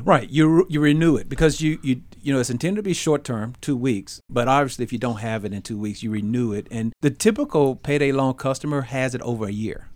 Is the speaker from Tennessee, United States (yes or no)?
yes; Memphis, Tennessee, United States; we grew up in Memphis.